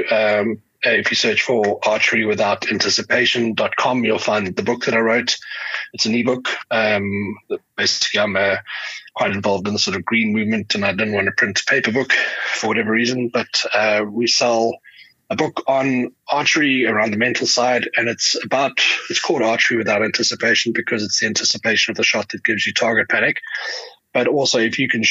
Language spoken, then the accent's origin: English; Johannesburg, Gauteng, South Africa; I'm a South African. I live in Johannesburg. I born and bred here